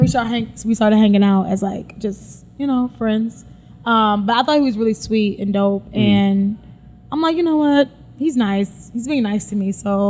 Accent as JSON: {"language": "English", "town": "Chicago", "region": "Illinois", "country": "United States", "also_born_or_lived": "Flint, Michigan / Arizona", "moved": "yes", "lives_now": "New York, United States", "said": "I am from Chicago. I'm 29. Mm-hmm. And I am newly, I guess I've been here like 2 years. I'm still kind of new in New York."}